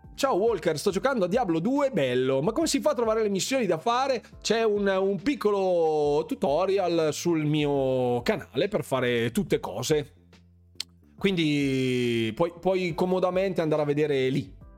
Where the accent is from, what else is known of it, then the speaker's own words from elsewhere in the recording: Bergamo, Lombardy, Italy; io sono bergamasco